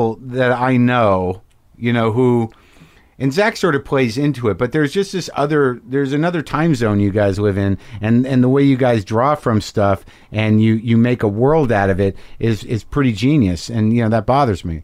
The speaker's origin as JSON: {"language": "English", "town": "Albuquerque", "region": "New Mexico", "country": "United States", "tie": "born or raised there", "moved": "yes", "lives_now": "Los Angeles, United States", "said": "I grew up in Albuquerque"}